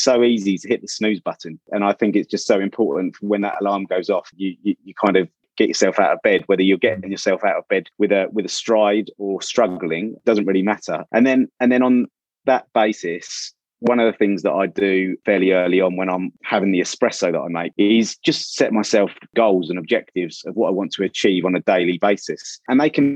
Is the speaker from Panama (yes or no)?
no; Ipswich, East of England, United Kingdom; moved away; also born or lived in London; from where I grew up in Ipswich and Suffolk